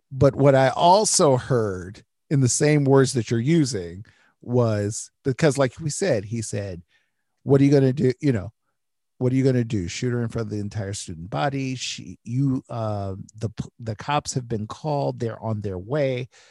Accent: Detroit, Michigan, United States; I grew up in Detroit

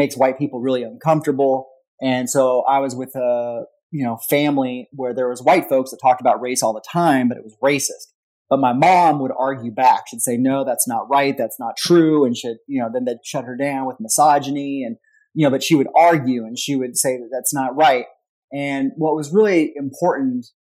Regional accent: Whittier, California, United States; now in Louisville, United States; I grew up in Whittier, California, which is part of Los Angeles County

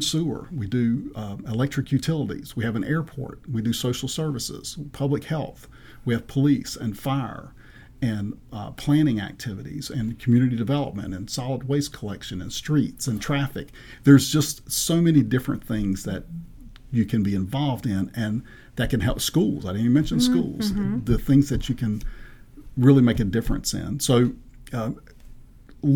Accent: Eastern North Carolina, United States; moved away as an adult; also born or lived in Chapel Hill, North Carolina / Winston-Salem, North Carolina / Greensboro, North Carolina; now in Manassas, United States; I grew up in Eastern North Carolina and spent my childhood there

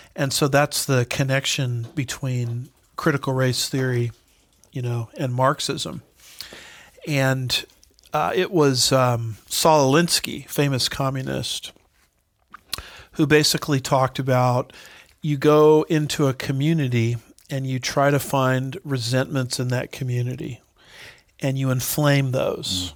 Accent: Los Alamitos, California, United States; I grew up in Los Alamitos, nearby Los Alamitos, California

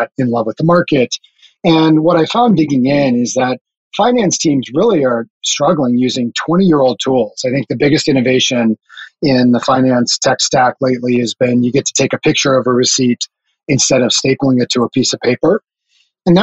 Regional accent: North Dakota, United States; moved away as an adult; also born or lived in Minneapolis / Silicon Valley; I grew up in North Dakota, of all places

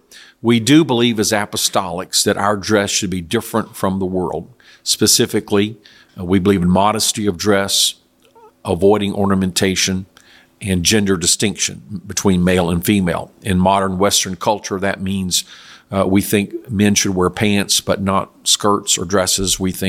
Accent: South Korea; I know when I grew up in Korea years ago, the government had a dress code for public schools.

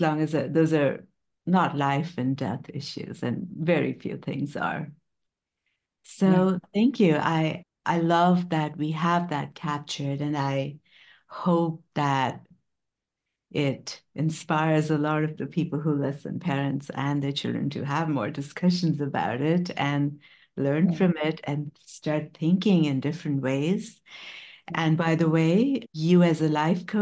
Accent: India; moved away; I'm an Indian immigrant parent

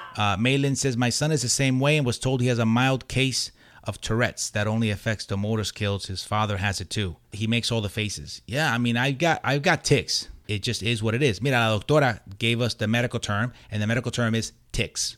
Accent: Puerto Rico; moved away; growing up in Puerto Rico

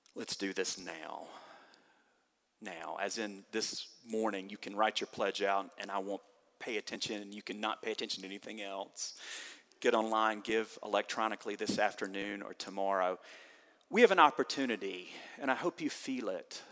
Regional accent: the South, United States; Growing up in the South

